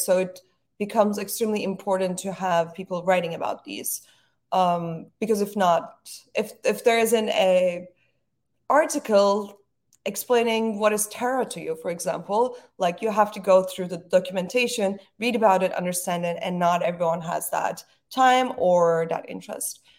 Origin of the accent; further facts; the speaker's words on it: Istanbul, Turkey; moved away as an adult; now in New York, United States; growing up in Istanbul was really amazing. It's a beautiful city. But I was happy to, I was happy to move to New York